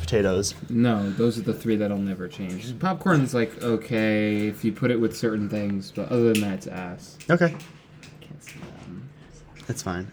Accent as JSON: {"language": "English", "region": "Connecticut", "country": "United States", "said": "I'm from Connecticut."}